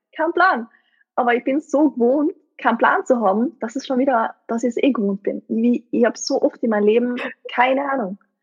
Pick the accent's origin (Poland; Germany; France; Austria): Austria; East Tyrol; aus meiner Gegend, also wo ich her bin, aus Osttirol